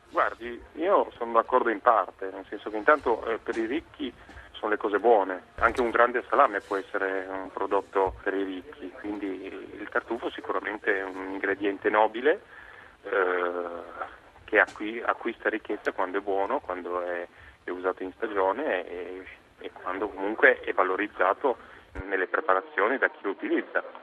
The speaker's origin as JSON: {"language": "Italian", "region": "Piedmont", "country": "Italy", "said": "sono da sempre un, sono piemontese"}